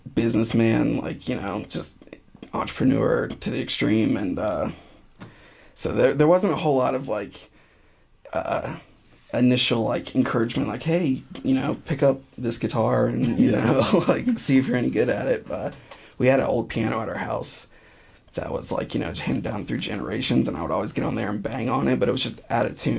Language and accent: English; North Carolina, United States; also born or lived in Greensboro, North Carolina; I'm from North Carolina originally. I moved around for a bit after 18 or so. And I've been in Greensboro for the past almost 5 years